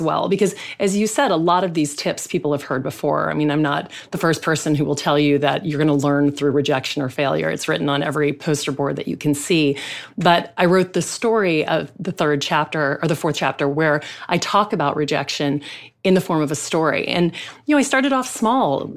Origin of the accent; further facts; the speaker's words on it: Louisiana, United States; I grew up in the South. I grew up in Louisiana